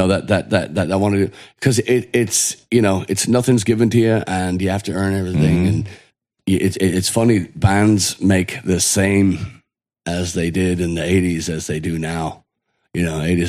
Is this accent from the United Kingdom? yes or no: no; Ireland; now in United States; growing up in Ireland, Irish